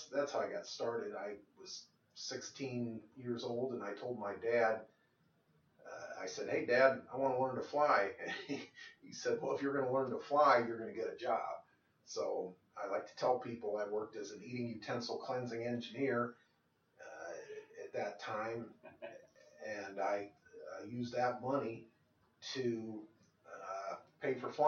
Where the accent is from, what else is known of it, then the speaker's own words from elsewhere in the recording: Moline, Illinois, United States; now in Kansas City, United States; growing up in Moline, Illinois, the Quad Cities